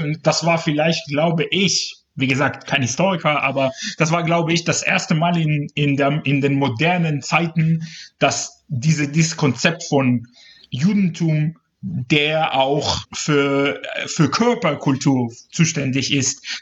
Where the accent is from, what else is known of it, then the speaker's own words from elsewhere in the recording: Ashdod, Southern District, Israel; first language Hebrew; German is a second language; moved away as an adult; now in Cologne, Germany; ich bin persönlich in Israel geboren und da äh, aufgewachsen, groß geworden, sozialisiert